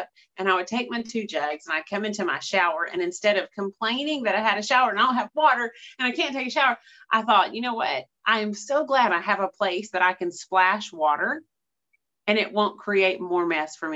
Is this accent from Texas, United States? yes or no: yes; East Texas, United States; I'm from East Texas, and East Texas winters last couple days here and there